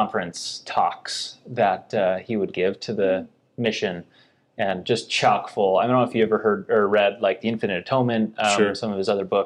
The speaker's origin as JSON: {"language": "English", "town": "Bountiful", "region": "Utah", "country": "United States", "tie": "born or raised there", "said": "I grew up in Bountiful and enjoyed things like soccer, skiing"}